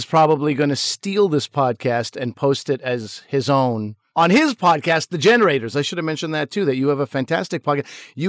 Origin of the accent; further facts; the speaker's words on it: Pakistan; I'm Pakistani.